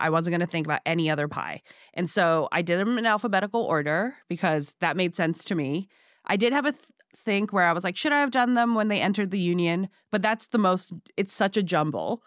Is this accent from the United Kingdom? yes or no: no; Hong Kong; also born or lived in Singapore; now in United States; I was born in Singapore and I grew up in Hong Kong